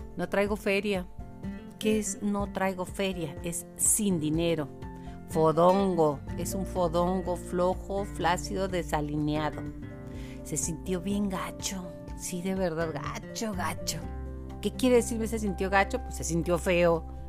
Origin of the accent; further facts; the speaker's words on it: Chihuahua, Mexico; accent: Chihuahuan; Los que somos de Chihuahua